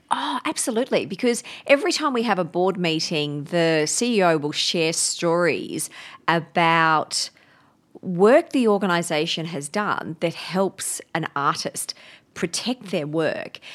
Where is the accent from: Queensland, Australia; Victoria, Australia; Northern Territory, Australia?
Queensland, Australia; Brisbane; I grew up up in Brisbane